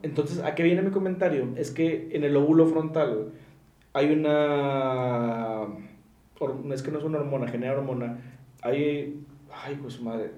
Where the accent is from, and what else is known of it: Mexico